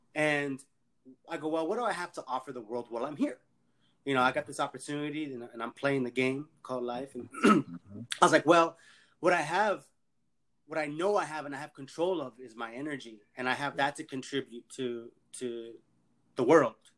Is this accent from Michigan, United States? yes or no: no; Los Angeles, California, United States; I'm from LA, born and raised in El Sereno. Uh, raised actually more so in the San Fernando Valley